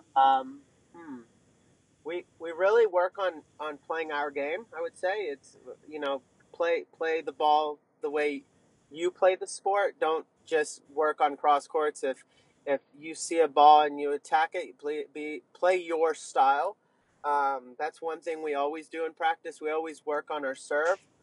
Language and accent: English; Sonoma County, California, United States; moved away as an adult; also born or lived in Northeast United States; now in Northeast, United States; I grew up in Sonoma County